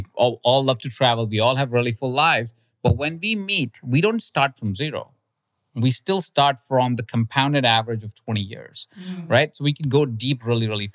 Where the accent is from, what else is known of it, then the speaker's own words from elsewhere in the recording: India; moved away; I grew up in India